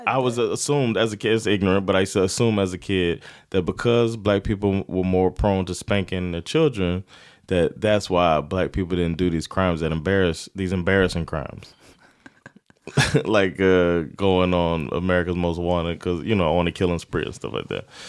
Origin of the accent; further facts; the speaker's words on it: South Florida, United States; also born or lived in Sweden; now in Stockholm, Sweden; we're from South Florida